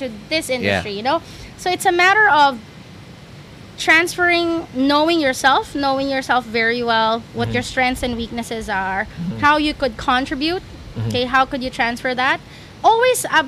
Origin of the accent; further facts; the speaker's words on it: Philippines; moved away as an adult; now in Singapore; I'm Filipino